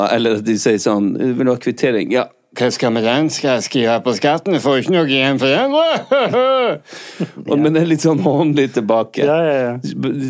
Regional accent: Bergen, Vestland, Norway; Jeg er ikke fra Norge, jeg er ja, fra Bergen.

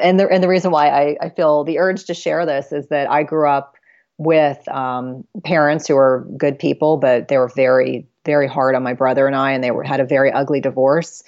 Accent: South Carolina, United States; I was born in South Carolina

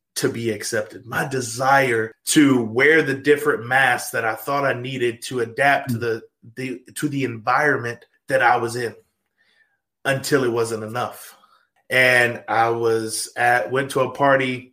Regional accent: Louisiana, United States; moved away as an adult; also born or lived in Arkansas; now in Tulsa, United States; I grew up in Louisiana. If you are the listeners have seen the show Duck Dynasty, that is my hometown.

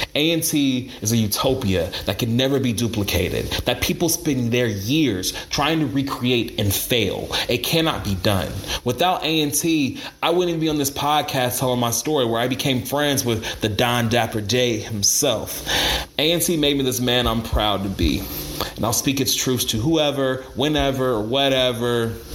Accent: Greensboro, North Carolina, United States; I was from Greensboro. My parents went to A&T.

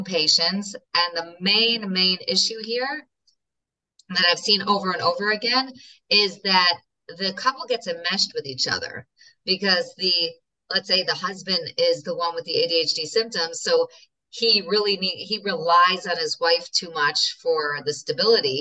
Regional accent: New York, United States; also born or lived in Moscow, Russia; now in Israel; I'm New Yorker. I'm sure you could hear it.

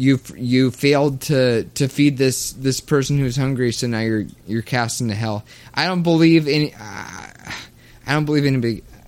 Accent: Kentucky, United States; Because I was raised in the Bible Belt of the South. I was

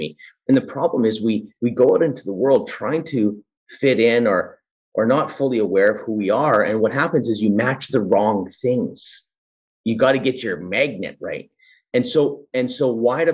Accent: Edmonton, Alberta, Canada; I was born in the Edmonton city.

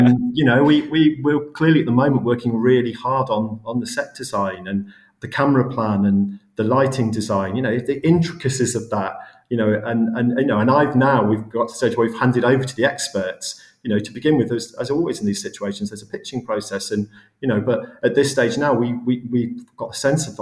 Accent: the North West, North West England, United Kingdom; I'm from the Northwest originally, I'm not far from Liverpool

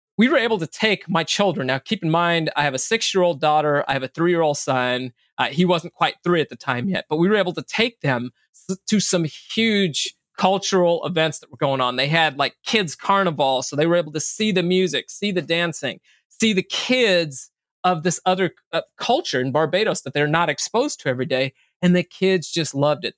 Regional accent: Bay Area, California, United States; first language English; also born or lived in Minneapolis, Minnesota / Sacramento, California; I actually grew up in California

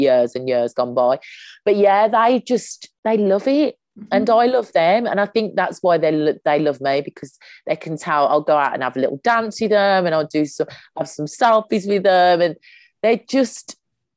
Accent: Birmingham, West Midlands, United Kingdom; accent: Brummie; moved away as an adult; now in London, United Kingdom; I'm a Brummie. I have to say two things, that I'm a Brummie, and that I also emphasize that I live in London, because I end up missing bookings because my accent's so strong that everyone thinks I'm going back to Birmingham

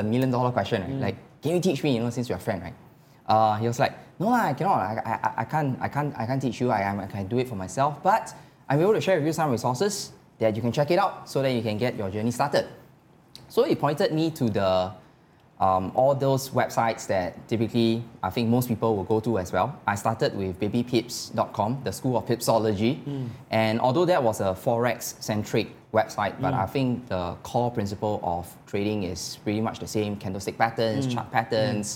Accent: Singapore; being a Singaporean

